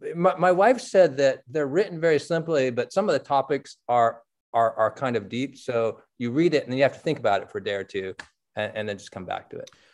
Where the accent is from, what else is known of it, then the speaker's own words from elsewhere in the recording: San Francisco, California, United States; I grew up in San Francisco reading the Chronicle